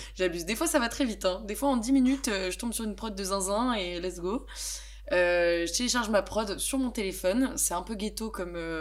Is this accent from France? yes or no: yes; Besançon, Bourgogne-Franche-Comté, France; moved away as an adult; now in Lyon, France; je viens de Besançon dans l'est de la France